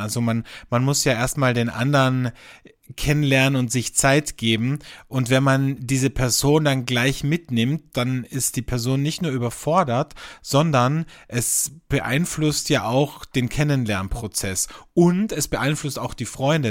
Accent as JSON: {"language": "German", "country": "Austria", "said": "Bei uns in Österreich"}